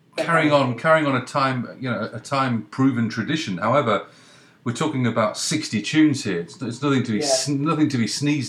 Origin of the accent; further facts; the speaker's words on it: England, United Kingdom; now in Canada; I'm in Canada, but I'm English